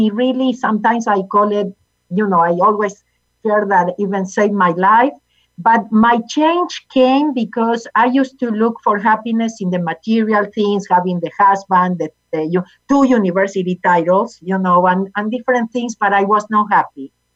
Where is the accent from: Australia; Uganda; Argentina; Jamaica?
Argentina; English is a second language; moved away as an adult; now in United States; I was born in Argentina